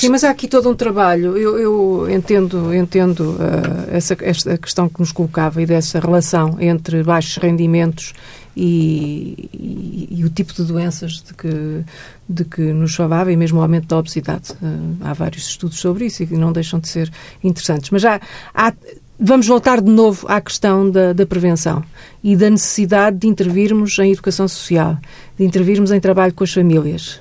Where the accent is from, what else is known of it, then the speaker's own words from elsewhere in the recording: Santarém, Portugal; Eu, eu sou de Santarém, vivi em Santarém quando era miúda